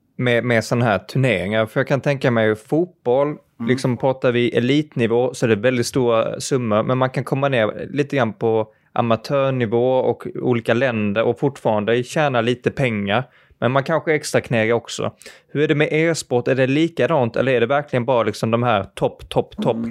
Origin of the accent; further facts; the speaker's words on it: Malmö, Skåne, Sweden; jag kommer ju från, eh, från Malmö